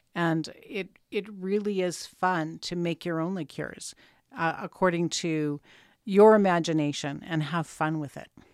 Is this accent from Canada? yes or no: yes; Canada; that's the joy of being Canadian.